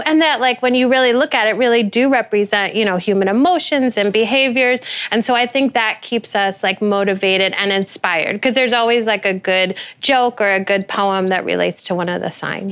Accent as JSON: {"language": "English", "region": "Midwest", "country": "United States", "said": "we're from the Midwest"}